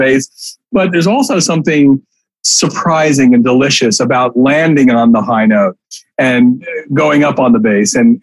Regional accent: New York City, New York, United States; I grew up in the East Village.

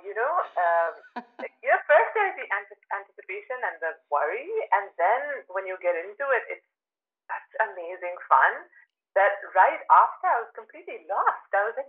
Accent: Birmingham, West Midlands, United Kingdom; born there; So I was actually not born in London. I was born just in Birmingham, I think, because my parents lived in this small town called Tamworth

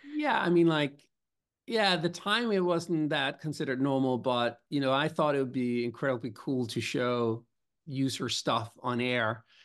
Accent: Copenhagen, Capital Region of Denmark, Denmark; now in New York City, United States; I grew up, uh, in Copenhagen.

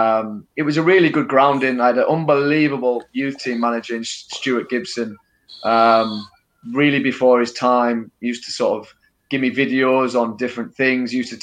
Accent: Guisborough, North East England, United Kingdom; I was travelling in from Gisborough

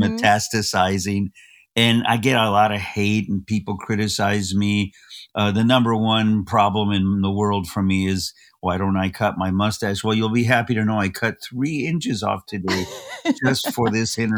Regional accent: Los Angeles, California, United States; I was born in East Los Angeles

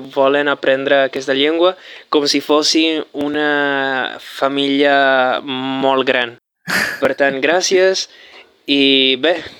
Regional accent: Venezuela; Catalan is a second language; sóc de Venezuela

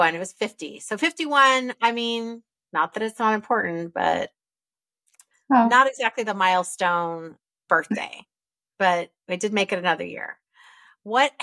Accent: Fairbanks, Alaska, United States; we grew up in Fairbanks, Alaska

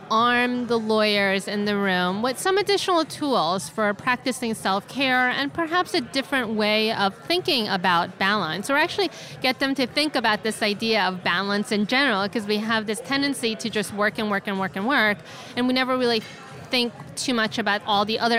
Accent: San Francisco, California, United States; I am from San Francisco, California, and I do bankruptcy law.

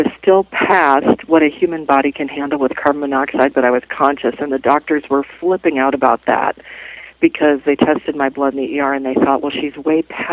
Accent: Midwest, United States; growing up in the Midwest back in the day

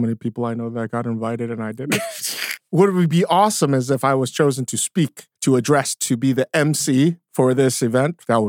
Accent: South Korea; except that like now I'm not going to tell people I'm Korean.

